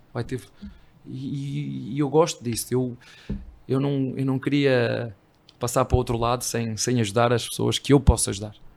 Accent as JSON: {"language": "Portuguese", "country": "Portugal", "moved": "as an adult", "lives_now": "Brazil", "said": "Eu não sou brasileiro, sou português"}